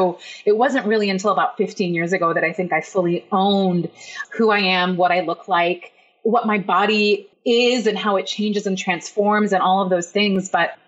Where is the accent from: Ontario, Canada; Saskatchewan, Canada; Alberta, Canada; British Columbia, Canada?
British Columbia, Canada; Vancouver; also born or lived in Iran; But my story is that I was born in Iran. I'm Iranian, and my family immigrated to Canada, to Vancouver, Canada, which is where you live, the best city on earth.